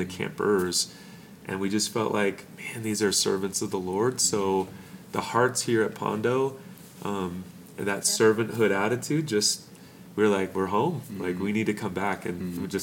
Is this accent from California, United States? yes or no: yes; Norco, California, United States; we're from Norco, California.